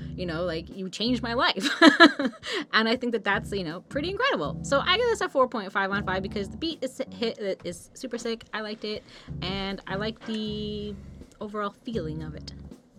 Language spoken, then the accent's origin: English; Australia